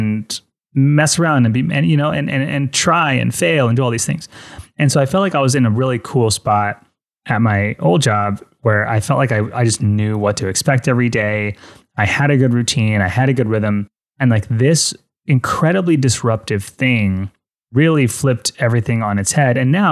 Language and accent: English; Fort Lauderdale, Florida, United States; I'm from Fort Lauderdale